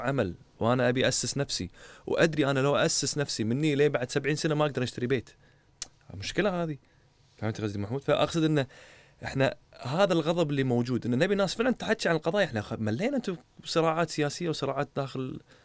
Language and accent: Arabic; Kuwait; انا كشاب كويتي